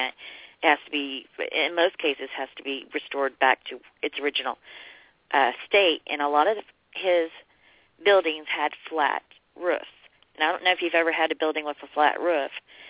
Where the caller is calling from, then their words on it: Oklahoma, United States; I'm calling from Oklahoma.